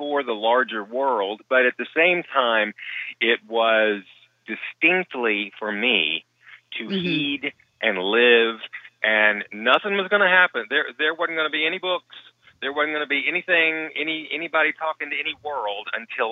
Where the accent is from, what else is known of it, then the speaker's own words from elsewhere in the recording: the Bible Belt, United States; moved away; I was raised in the Bible Belt